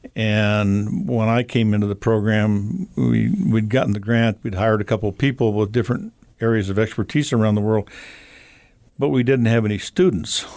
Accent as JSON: {"language": "English", "town": "Havre", "region": "Montana", "country": "United States", "tie": "born or raised there", "said": "I grew up in Havermontana"}